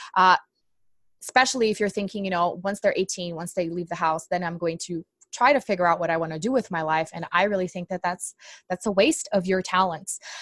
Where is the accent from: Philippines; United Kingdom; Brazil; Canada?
Brazil; English is a second language; moved away; I'm actually from Brazil